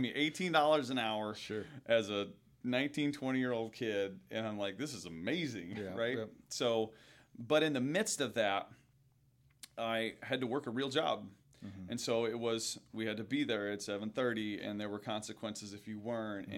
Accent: Pekin, Illinois, United States; I grew up in Pekin, which is right outside of Peoria

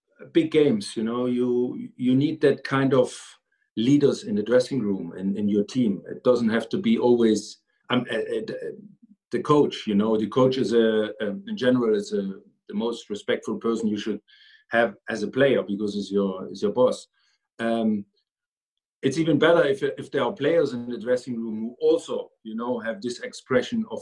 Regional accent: East Germany, Germany; moved away; I grew up in East Germany

